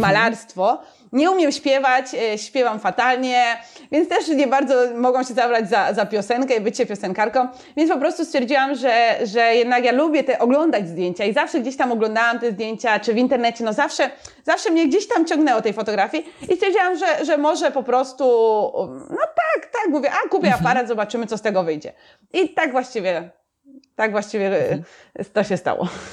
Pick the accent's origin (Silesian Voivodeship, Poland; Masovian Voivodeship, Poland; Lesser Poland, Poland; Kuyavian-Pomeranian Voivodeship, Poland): Silesian Voivodeship, Poland; Sosnowiec; moved away as an adult; also born or lived in Wrocław; now in Barcelona, Spain; ja się urodziłam w Sosnowcu, e, tam mieszkałam właściwie do 18 roku życia